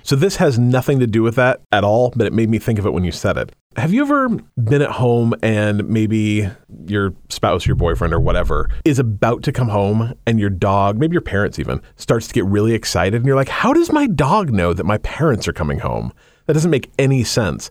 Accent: Utah, United States; moved away as an adult; now in Washington, United States; I was raised in Utah and I did not actually meet a person who practiced until I moved to Washington when I was, like, thirty-five.

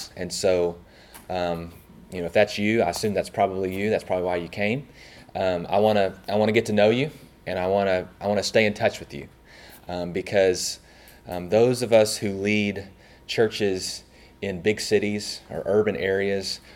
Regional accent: Searcy, Arkansas, United States; moved away as an adult; I grew up in Searcy, Arkansas

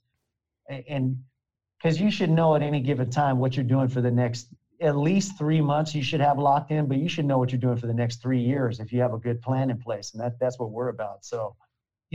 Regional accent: Hollister, California, United States; I'm from a place called Hollister, California. So it's about an hour south of San Jose

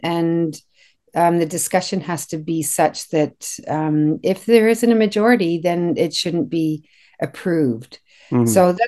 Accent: Kitchener, Ontario, Canada; So I was raised in Kitchener, went to primary, secondary, high school, and I'm here today. So I'm quite familiar with the area. I've lived there most of my life.

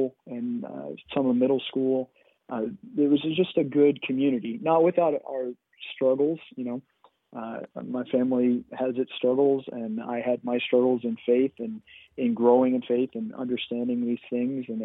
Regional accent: College Station, Texas, United States; also born or lived in Minnesota; I grew up there in College Station. We moved back to Bryan College Station when I was about 4 years old

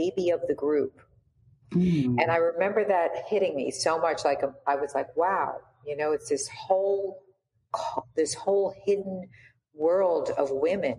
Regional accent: New York, United States; moved away; I'm from New York originally

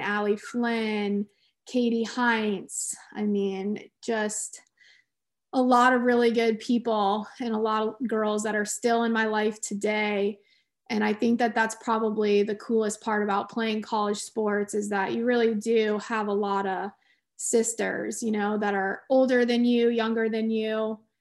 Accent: Clearwater, Florida, United States; also born or lived in Winston-Salem, North Carolina / Kansas; my mom and dad moved to Clearwater, Florida when I was four years old, um, and I grew up down there

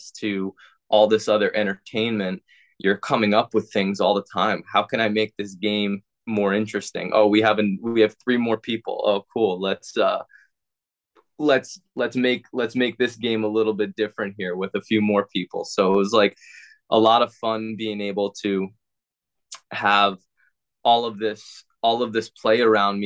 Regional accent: Long Island, New York, United States; now in St. Petersburg, United States; I grew up in Long Island, New York

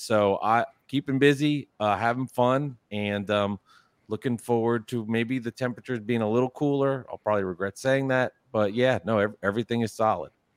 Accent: New Jersey, United States; I am from New Jersey. I'm not from New York

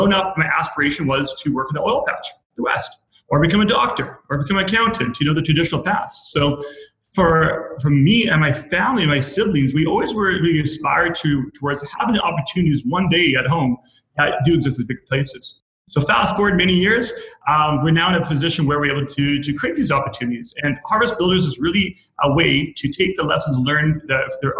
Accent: Prince Albert, Saskatchewan, Canada; now in Calgary, Canada; when I was a kid growing up in Prince Albert, Saskatchewan. Now, a lot of people in Toronto and Ottawa may not know what it is, but it's basically very similar to many small towns in the prairies.

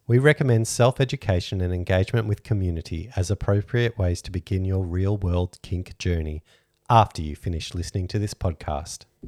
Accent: Australia; We're Australian

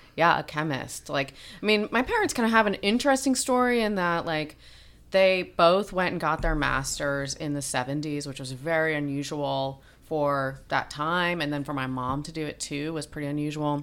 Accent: North Shore of Long Island, New York, United States; moved away as an adult; also born or lived in Lubbock, Texas; I was born in Lubbock, but my, mm, parents moved to Long Island, New York, the North Shore when I was two. So I grew up between two and, bete, you know, eighteen or twenty-two

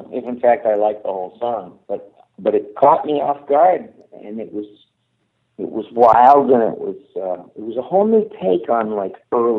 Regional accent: Michigan, United States; moved away; I'm from Michigan originally.

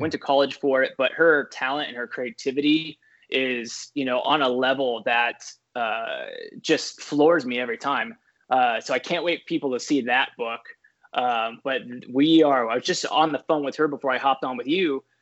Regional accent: San Diego, California, United States; also born or lived in Scripps Ranch, California; I grew up in San Diego, California

